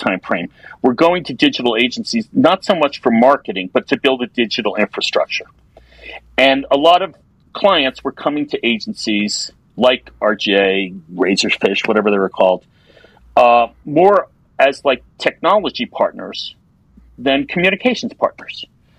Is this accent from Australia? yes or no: no; East Coast, United States; I'm from the East Coast, so we go more to the Caribbean than Mexico and even Costa Rica.